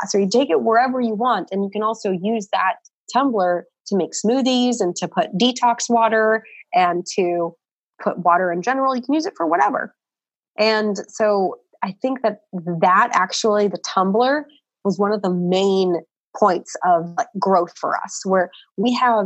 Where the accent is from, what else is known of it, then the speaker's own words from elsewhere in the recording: Portland, Oregon, United States; moved away; we're from Portland, so coffee is like our craft brew up there